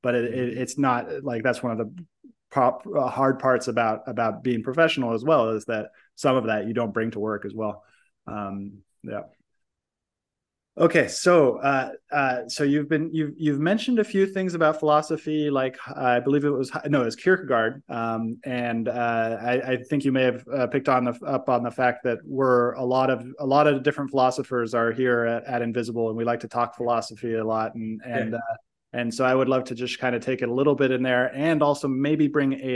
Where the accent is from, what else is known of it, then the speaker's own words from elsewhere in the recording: United States; I'm American